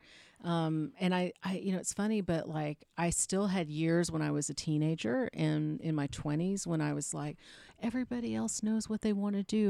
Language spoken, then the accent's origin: English; Austin, Texas, United States; moved away as an adult; also born or lived in Houston, Texas / Charleston, South Carolina / Atlanta, Georgia; now in Los Angeles, United States; I was born and raised in Texas, but I lived in the deep South